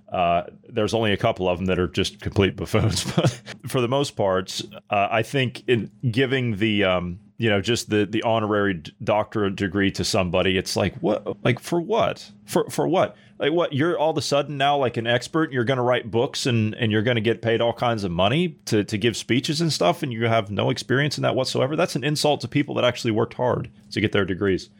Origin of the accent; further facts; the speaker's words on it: United States; moved away; I'm an American citizen, but I live in a foreign country